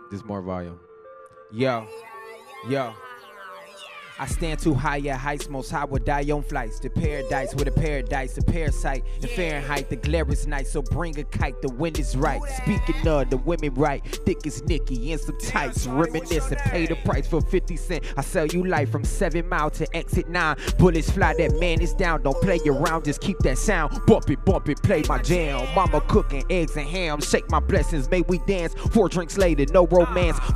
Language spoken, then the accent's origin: English; Detroit, Michigan, United States; I just want to make sure that everybody know I'm from Detroit, Michigan. I've been out here for like uh, two years.